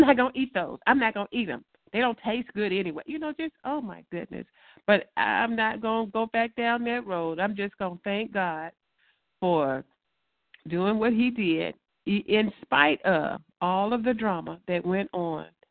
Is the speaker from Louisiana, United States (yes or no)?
yes; Louisiana, United States; moved away; we're from Louisiana. We like catfish